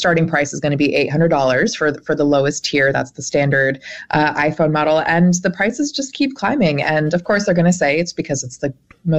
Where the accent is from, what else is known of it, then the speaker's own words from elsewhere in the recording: Champaign, Illinois, United States; moved away; I grew up in a smaller college town, so I grew up in Champaign, Urbana, Illinois.